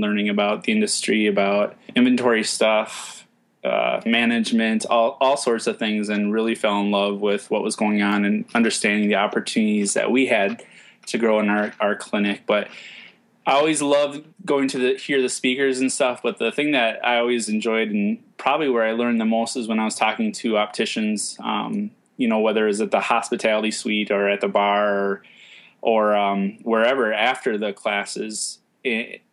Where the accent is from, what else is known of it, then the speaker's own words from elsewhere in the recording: Minnesota, United States; I'm from Minnesota